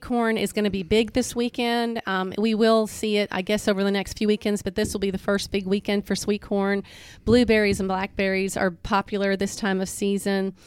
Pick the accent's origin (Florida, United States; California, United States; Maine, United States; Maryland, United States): Florida, United States; moved away as an adult; also born or lived in Memphis, Tennessee / Nashville area, Tennessee; now in Hernando, United States; I'm originally from Florida.